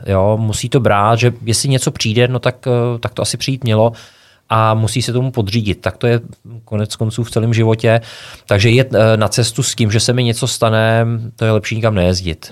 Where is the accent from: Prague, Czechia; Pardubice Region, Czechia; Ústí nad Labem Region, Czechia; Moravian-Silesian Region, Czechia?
Ústí nad Labem Region, Czechia; Krásná Lípa; tak já pocházím z Krásný Lípy, což je malinký městečko ve Šluknovském výběžku